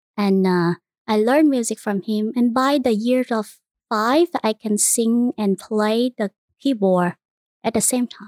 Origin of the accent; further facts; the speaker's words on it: Vietnam; English is a second language; moved away as an adult; now in Houston, United States; I was born and raised in Vietnam